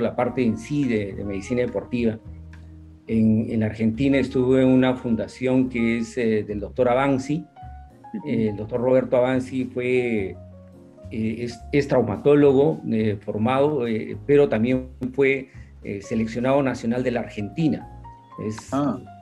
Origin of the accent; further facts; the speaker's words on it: Cusco, Peru; yo nací en el Cusco, eh, vivía en un barrio residencial